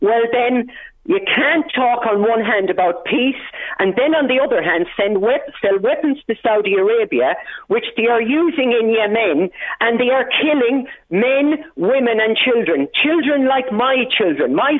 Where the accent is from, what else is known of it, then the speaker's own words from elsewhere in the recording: Ireland; I am Irish